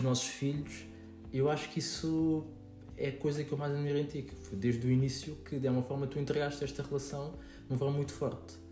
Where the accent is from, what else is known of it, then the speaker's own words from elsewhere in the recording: Queluz, Lisbon, Portugal; sou de, do Monte Abrão, de Queluz